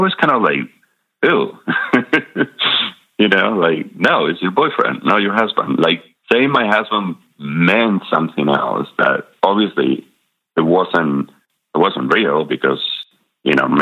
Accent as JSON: {"language": "English", "town": "Madrid", "region": "Community of Madrid", "country": "Spain", "tie": "born or raised there", "also_born_or_lived": "La Rioja, Spain", "second_language": "English", "moved": "as an adult", "lives_now": "Durham, United States"}